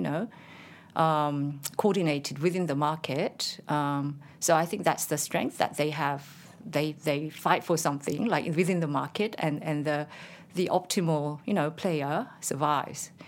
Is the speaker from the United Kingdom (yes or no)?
no; South Korea; moved away as an adult; now in Canberra, Australia; when I was very young, I worked as a writer for a major broadcast, uh, in Korea called K B S.